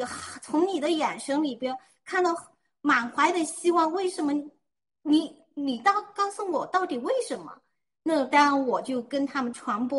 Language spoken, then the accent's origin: Chinese; China; 我作为一个中国人，我。从来没有那么自豪过。我知道我们中国人不是那种懦弱